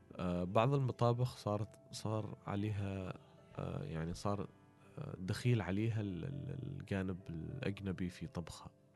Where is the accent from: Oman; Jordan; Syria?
Oman